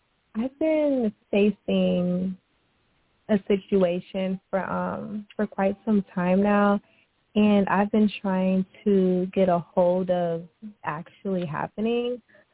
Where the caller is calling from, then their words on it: Houston, Texas, United States; I'm calling from Houston.